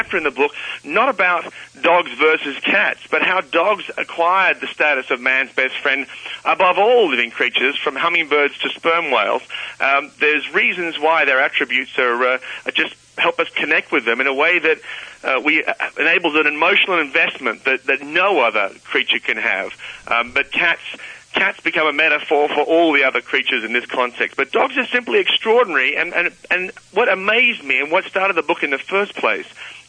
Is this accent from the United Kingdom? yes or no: no; Australia; I'm an Aussie